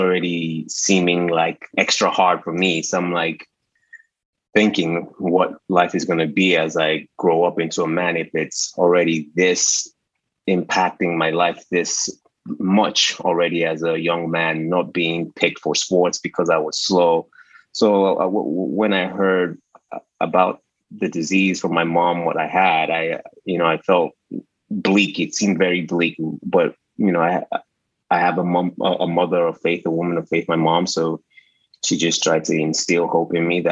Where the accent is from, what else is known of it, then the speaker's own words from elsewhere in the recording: New Jersey, United States; moved away as an adult; also born or lived in Washington, D.C. / Nigeria (ancestry); now in Atlanta, United States; we actually used to live in New Jersey, where I grew up. I am of Nigerian descent, but I was born in Washington, D.C., and then eventually I ended up in New Jersey